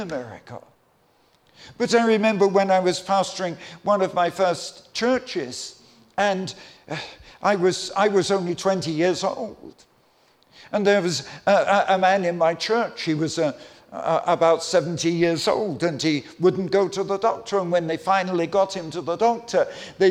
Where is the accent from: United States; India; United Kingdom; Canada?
United Kingdom; Croydon, London; also born or lived in Clapham; I grew up in London. I'm a Londoner. I'm not a Northerner. And I was born in Clapham, grew up in Croydon.